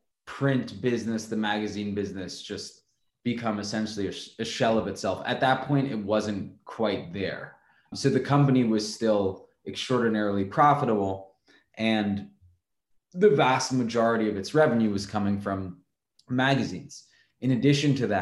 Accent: New York City, New York, United States; growing up in New York City

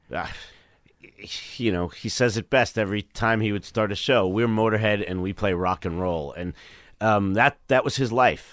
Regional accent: New York City, New York, United States; Bayside, Queens

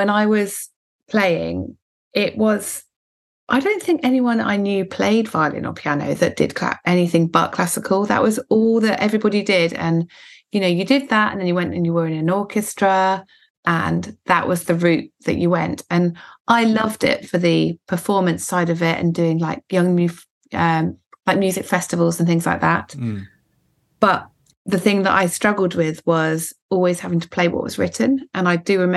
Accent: Woking, South East England, United Kingdom; also born or lived in Guernsey; I was born in Guernsey, which is a bit bizarre, and then we moved to Woking

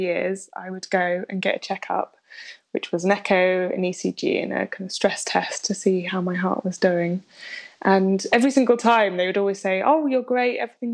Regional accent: London, United Kingdom; I grew up in London

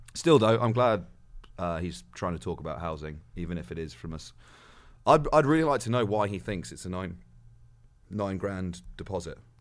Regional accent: West Midlands, United Kingdom; born or raised there; moved away

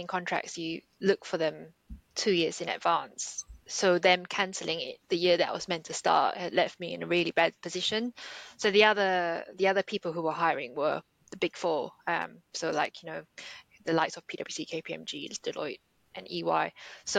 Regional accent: Singapore; moved away; I grew up in Singapore

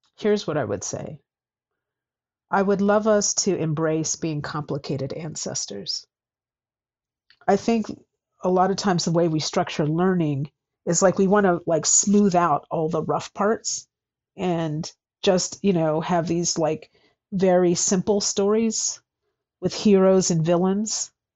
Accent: United States; I'm American

